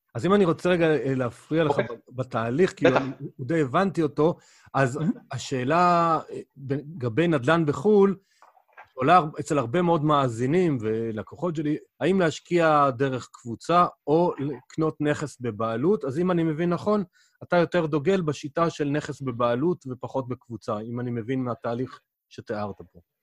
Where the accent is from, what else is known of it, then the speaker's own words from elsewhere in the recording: Israel; גדלנו בארץ, מדברים עברית